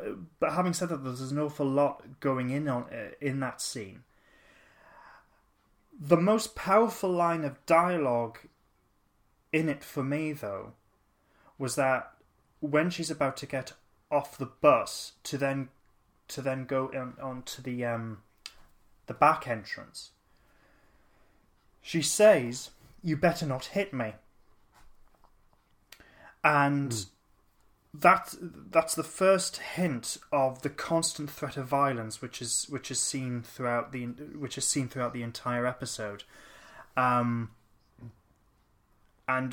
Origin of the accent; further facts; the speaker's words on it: Newcastle upon Tyne, North East England, United Kingdom; we're from Newcastle